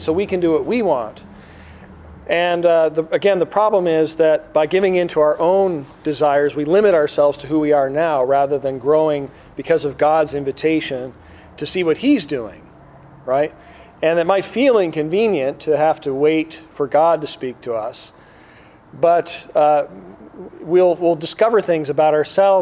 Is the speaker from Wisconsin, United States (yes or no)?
yes; Green Bay, Wisconsin, United States; now in Chicago, United States; I grew up in Wisconsin, but my dad's from Chicago